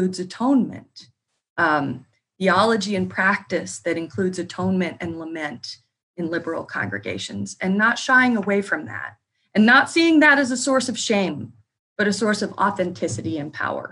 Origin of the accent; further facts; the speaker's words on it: New Harmony, Indiana, United States; I grew up outside of New Harmony, Indiana